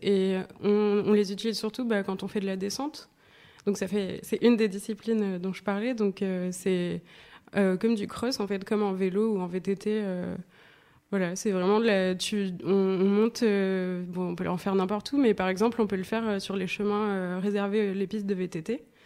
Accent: Nice, Provence-Alpes-Côte d'Azur, France; je viens de Nice

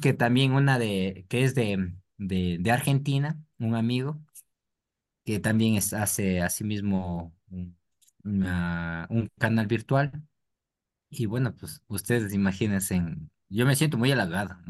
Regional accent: Ecuador

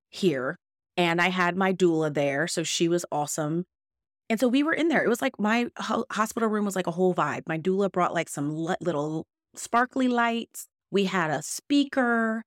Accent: California, United States; moved away; I am from California where Kaiser has hospitals

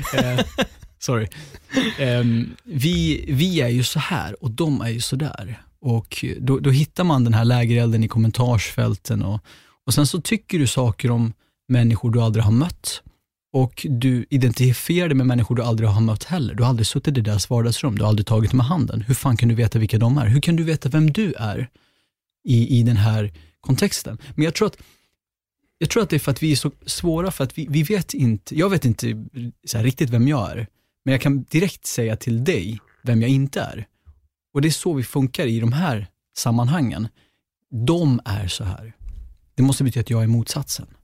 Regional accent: Sweden; also born or lived in Gottsunda, Uppsala; jag är född i Gottsunda men uppväxt på landet som enda svartskallen

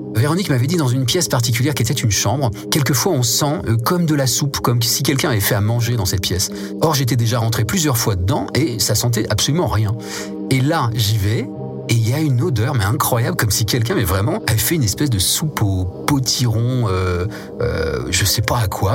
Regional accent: Nancy, village of Mézières, Grand Est, France; je suis né à Nancy. Mes parents ont déménagé assez vite euh, dans un petit village qui s'appelle Mézières

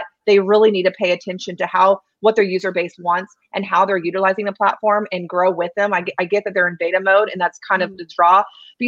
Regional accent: Oklahoma, United States; I'm from Oklahoma

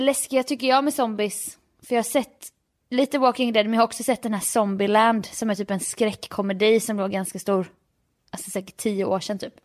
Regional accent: Jönköping, Jönköping County, Sweden; jag är från Jönköping

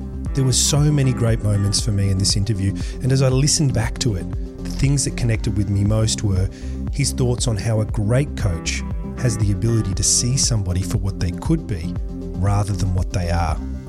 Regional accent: Australia; also born or lived in England; I am an Australian, but I was born in England.

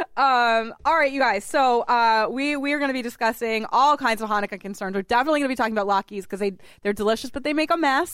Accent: Massachusetts, United States; he also hails from Massachusetts, just like me

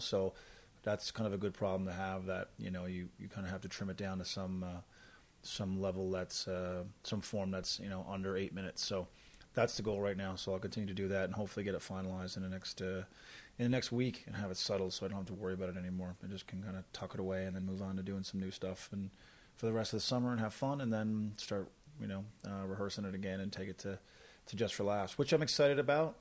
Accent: Newfoundland and Labrador, Canada; moved away as an adult; now in Calgary, Canada; I'm from Newfoundland

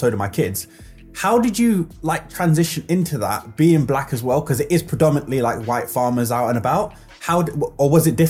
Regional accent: London, United Kingdom; now in Cheshire, United Kingdom; like, I'm from East London, different ends, but still London.

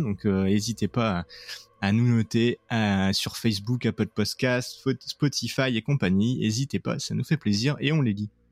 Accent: France; now in Montreal, Canada; on est beaucoup de Français à Montréal

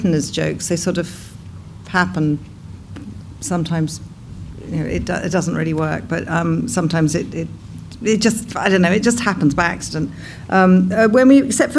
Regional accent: Cornwall, South West England, United Kingdom; I was born in Cornwall

